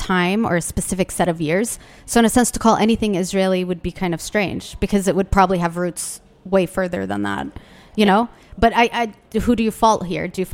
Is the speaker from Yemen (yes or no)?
yes; Yemen; now in Washington, D.C., United States; I'm from Yemen